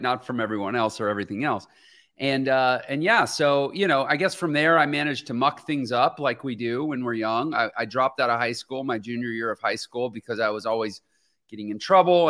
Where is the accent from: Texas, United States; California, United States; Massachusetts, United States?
Texas, United States; Houston; moved away; I'm from Houston, Texas originally.